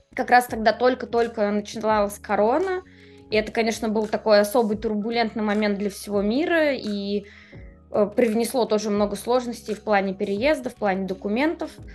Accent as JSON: {"language": "Russian", "region": "Moscow", "country": "Russia", "tie": "born or raised there", "moved": "as an adult", "lives_now": "Amsterdam, Netherlands", "said": "Я вообще москвич до мозга костей. Я родилась там, выросла."}